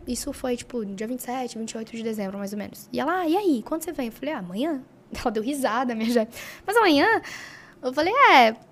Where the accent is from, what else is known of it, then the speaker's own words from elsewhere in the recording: Brazil; also born or lived in California; Eu sou brasileira